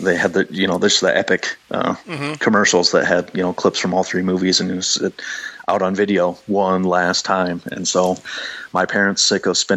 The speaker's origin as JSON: {"language": "English", "town": "Waverly", "region": "Iowa", "country": "United States", "tie": "born or raised there", "said": "in Waverly, my hometown"}